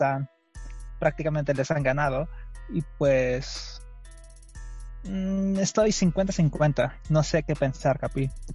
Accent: Mexico; porque somos mexicanos

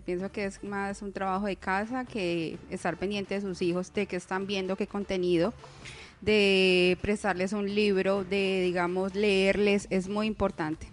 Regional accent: Colombia; como buenos colombianos

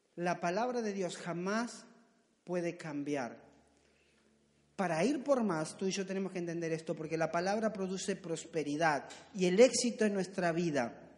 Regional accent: Argentina; accent: Argentine; me salió argentino

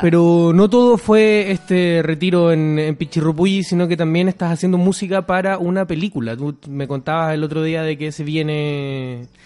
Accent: Viña del Mar, Valparaíso, Chile; Yo, soy de Viña, no me gusta que me digan que soy de Valparaíso.

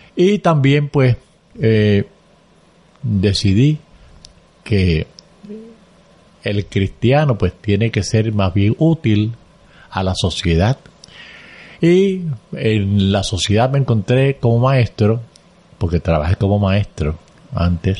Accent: Caguas, Puerto Rico; also born or lived in Aguas Buenas, Puerto Rico; no habíamos jugado a Caguas. Y allá, pues, de allá salí yo hacia el seminario

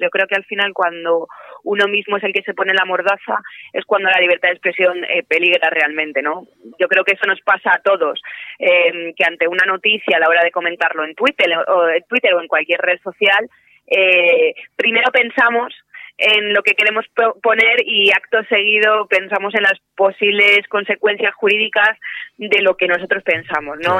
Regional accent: Spain; mi propio país

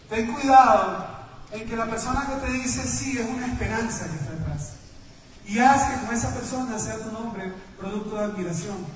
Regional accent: Ecuador

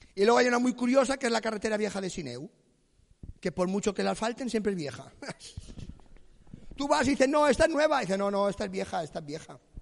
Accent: Palma, Balearic Islands, Spain; Yo vengo de Empalma, la ciudad más erótica de Mallorca, Empalma

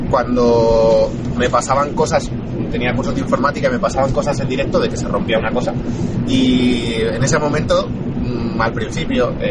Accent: Asturias, Spain; now in Madrid, Spain; porque yo me vine a Madrid de Asturias, para montar un espacio de coworking

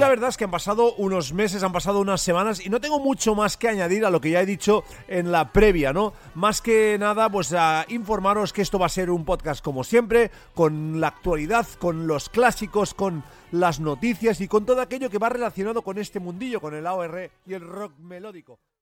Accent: Catalonia, Spain; accent: Catalan; mi acento catalán eh, me, traiciona más de, más de una vez

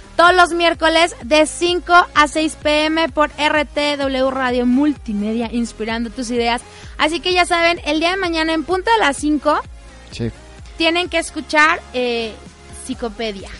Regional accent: La Huasteca, Mexico; Yo que soy de la Huasteca

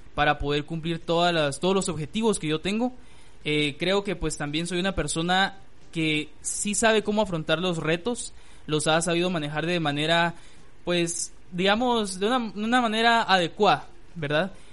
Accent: Guatemala; en mi país

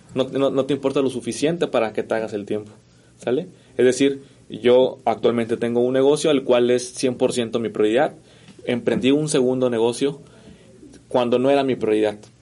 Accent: Mexico; los mexicanos somos

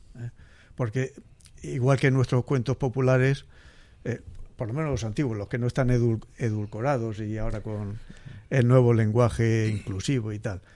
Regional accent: Castilla-La Mancha, Spain; moved away as an adult; now in Murcia, Spain; Yo soy manchego y como dicen en mi tierra vine aquí a Murcia

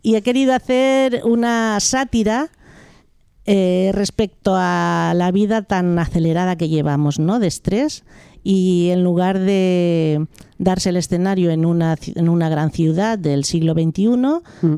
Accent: Sant Feliu de Llobregat, Catalonia, Spain; also born or lived in Malpartida de Cáceres, Extremadura; cuando tenía dos años ya mis padres emigraron desde Extremadura a Cataluña, como tantas familias del sur de España. Sí. Y, y emigraron a San, Felipe de Llobregat y sigo estando allí en el Valle Llobregat viviendo

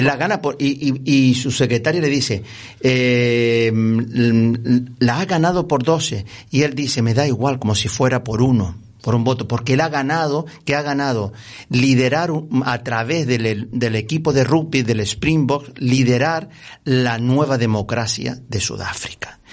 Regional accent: Las Palmas de Gran Canaria, Canary Islands, Spain; yo vivía, nací en San Roque, mis padres, mis abuelos eran de San Juan, eh, jugaba eh, aquí en estas montañas

